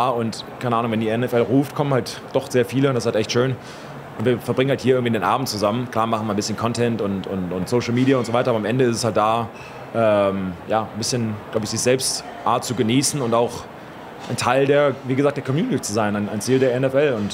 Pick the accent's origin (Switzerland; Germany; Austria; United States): United States; Florida; ich komme ja aus Florida. Ich soll morgen früh zurück nach Florida.